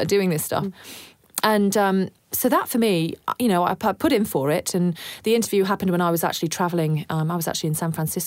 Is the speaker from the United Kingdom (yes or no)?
yes; United Kingdom; now in Australia; Being British born as well